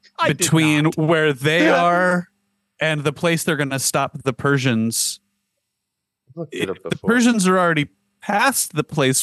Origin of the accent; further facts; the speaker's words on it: United States; as an American person who has, like, a mayor and a governor and the president